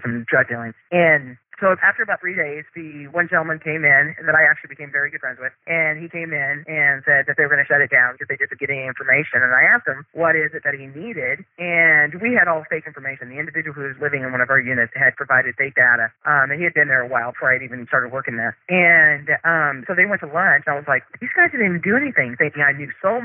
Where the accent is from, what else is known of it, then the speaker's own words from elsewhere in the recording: Midwest, United States; now in Arizona, United States; I grew up in the Midwest, smaller towns